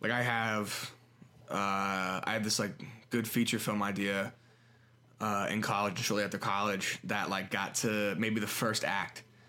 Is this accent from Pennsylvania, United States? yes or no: yes; Harrisburg, Pennsylvania, United States; also born or lived in Maryland; I've never seen my hometown, like, that desolate before